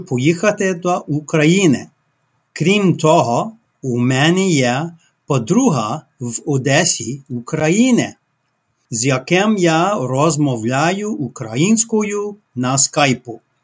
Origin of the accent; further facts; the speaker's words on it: Winnipeg, Manitoba, Canada; Ukrainian is a second language; Я з Канади. Я живу в Венепезі, Манітобе